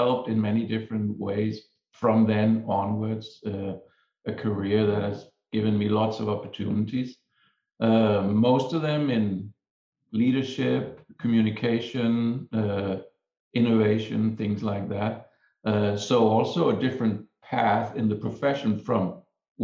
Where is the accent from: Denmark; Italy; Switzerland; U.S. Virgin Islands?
Denmark; moved away as an adult; So I'm from Denmark. I trained as an architect in Denmark.